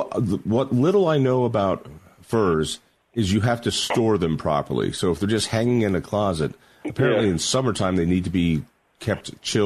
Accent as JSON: {"language": "English", "region": "Colorado", "country": "United States", "tie": "born or raised there", "said": "I grew up in Colorado."}